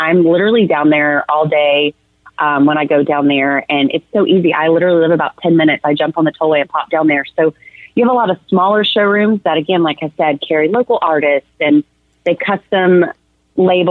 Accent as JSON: {"language": "English", "region": "Arkansas", "country": "United States", "moved": "yes", "lives_now": "Texas, United States", "said": "I'm originally from Arkansas, which is just a neighbor just right over here to the east."}